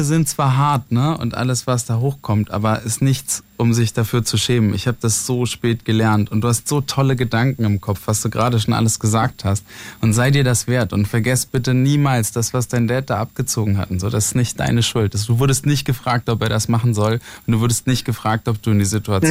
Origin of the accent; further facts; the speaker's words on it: near Mainz, Rhineland-Palatinate, Germany; komme aus der Nähe von Mainz, vom Dorf